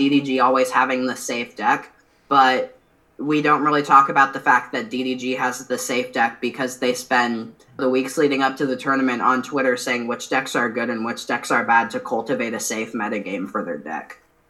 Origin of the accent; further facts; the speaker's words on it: Iowa, United States; I'm from Iowa